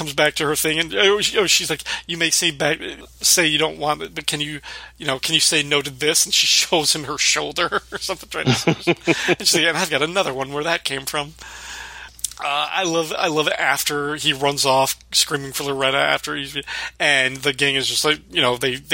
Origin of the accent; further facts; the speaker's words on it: Illinois, United States; growing up in the Midwest in Illinois